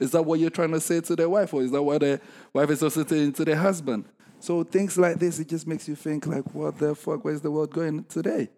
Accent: Ghana; I'm from Ghana, right?

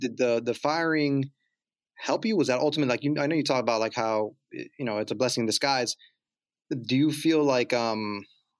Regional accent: Miami, Florida, United States; moved away as an adult; I grew up in Miami

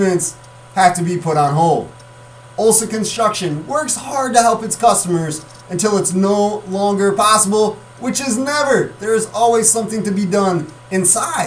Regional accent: Mendota, United States; come back and do sports in this area, my hometown

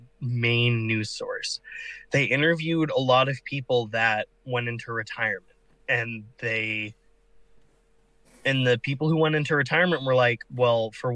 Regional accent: United States; I'm from America

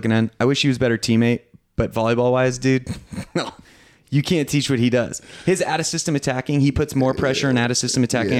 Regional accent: United States; Because I'm an American.

